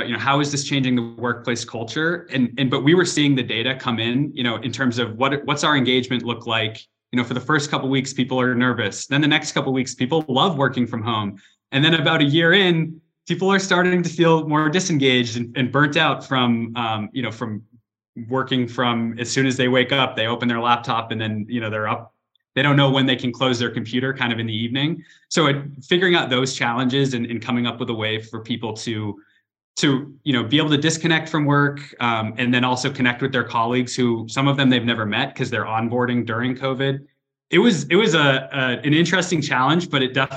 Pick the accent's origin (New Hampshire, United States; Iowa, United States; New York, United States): New Hampshire, United States; moved away as an adult; also born or lived in North Carolina; originally I'm from New Hampshire